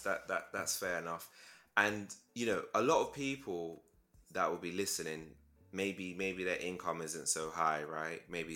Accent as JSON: {"language": "English", "region": "London", "country": "United Kingdom", "said": "so I'm from London"}